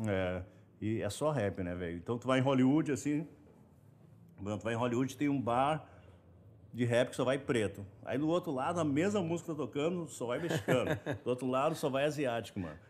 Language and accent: Portuguese; Brazil; also born or lived in Los Angeles, United States; nós brasileiros